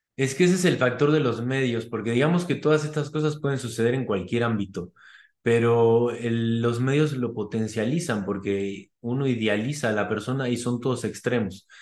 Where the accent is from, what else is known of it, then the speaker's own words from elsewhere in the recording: Argentina; yo que soy argentino